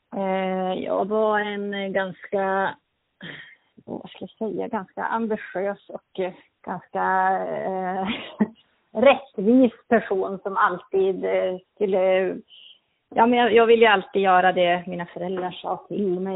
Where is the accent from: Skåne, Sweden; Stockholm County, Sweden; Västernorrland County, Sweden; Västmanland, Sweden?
Västernorrland County, Sweden; Örnsköldsvik; moved away as an adult; also born or lived in Härnösand; now in Sundsvall, Sweden; jag är född i Örnsköldsvik i Norrland